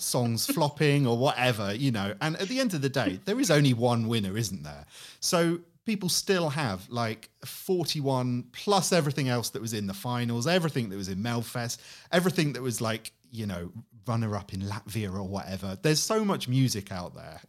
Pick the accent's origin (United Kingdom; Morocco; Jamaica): United Kingdom; I go there as a Brit